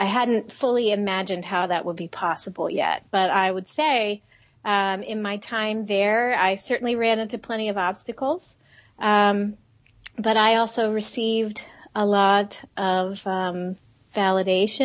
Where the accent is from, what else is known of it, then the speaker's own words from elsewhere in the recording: Jacksonville, Florida, United States; moved away; I grew up in Florida. And then we moved across town. And I grew up in Jacksonville, which is a big town